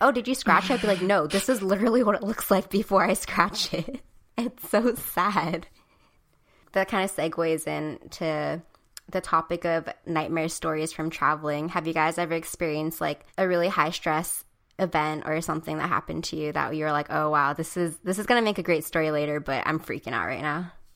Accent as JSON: {"language": "English", "region": "Hawaii", "country": "United States", "tie": "born or raised there", "said": "growing up in Hawaii"}